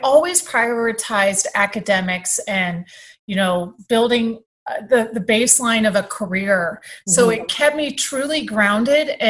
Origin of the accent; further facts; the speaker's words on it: San Diego, California, United States; moved away; I grew up in Southern California in San Diego